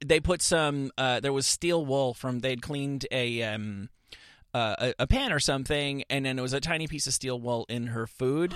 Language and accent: English; suburban New Jersey, United States; also born or lived in Bloomfield, New Jersey; I am from suburban New Jersey